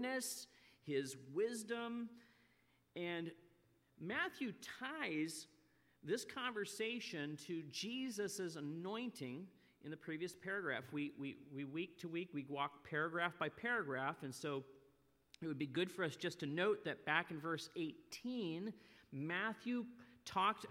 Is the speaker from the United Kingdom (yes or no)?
no; Nova Scotia, Canada; also born or lived in northeast Pennsylvania; now in Pennsylvania, United States; as I grew up in Nova Scotia, we saw more days of rain than we ever saw of sun.